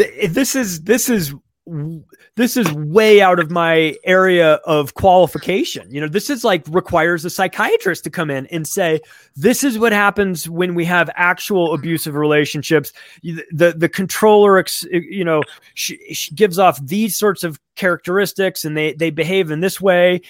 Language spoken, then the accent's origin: English; United States; I'm an American who works in real estate and lives in America